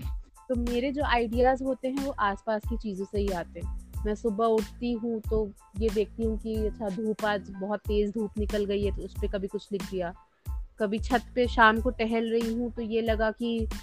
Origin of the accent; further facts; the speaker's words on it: Prayagraj, Uttar Pradesh, India; मैं प्रयागराज उत्तर प्रदेश की रहने वाली हूँ